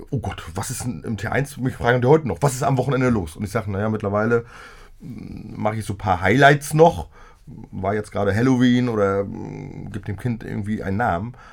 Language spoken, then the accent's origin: German; Greifswald, Mecklenburg-Vorpommern, Germany; Also so kenne ich das eigentlich auch aus meiner Heimatstadt Greifswald.